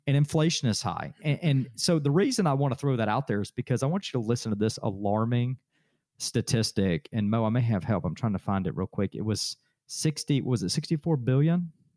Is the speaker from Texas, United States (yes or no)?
no; Adairsville, Georgia, United States; Daresville, my hometown